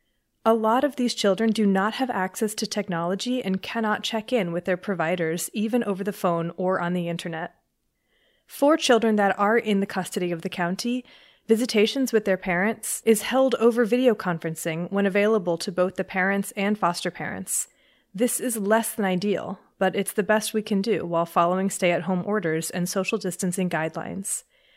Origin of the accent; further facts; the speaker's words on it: Mexico City, Mexico; I'm originally from Mexico City, and ironically enough, I lived through the H1N1 outbreak during my senior year of high school.